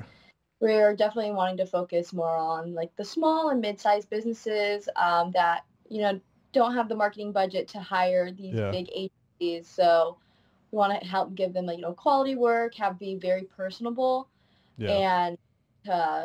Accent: Indiana, United States; also born or lived in China; I was adopted from China when I was a baby, and then been living in Indiana ever since.

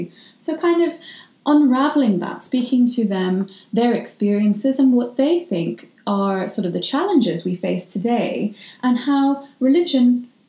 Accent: Ireland; I am a Muslim, practicing one. And I grew up in Ireland. So that is also part of my identity.

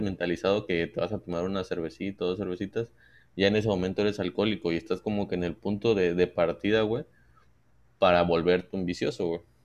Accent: Mexico; nosotros como mexicanos

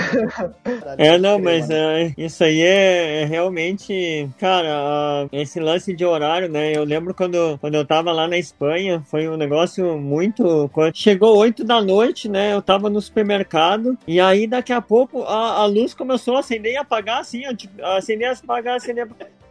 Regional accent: Brazil; moved away as an adult; also born or lived in Italy / Spain; now in Norway; eu sou do Brasil

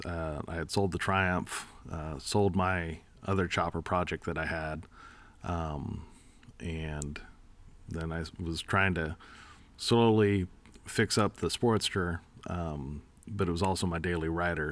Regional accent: East Bay, San Francisco Bay Area, California, United States; moved away; I grew up in the Bay Area, uh, the East Bay

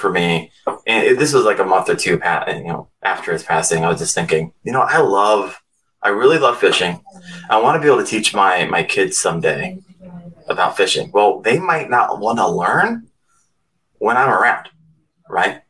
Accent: Northeast Ohio, United States; I'm from Northeast Ohio

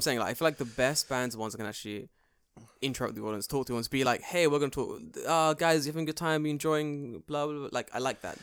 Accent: England, United Kingdom; moved away as an adult; now in Japan; I'm from England

